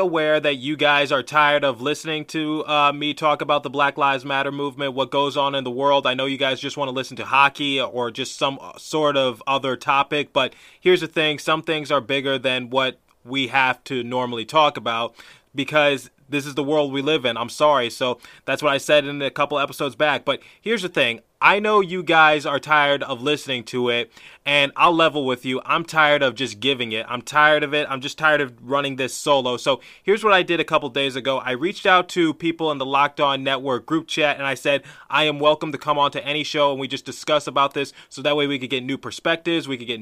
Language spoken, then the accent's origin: English; the East, East Coast, United States; I'm from the East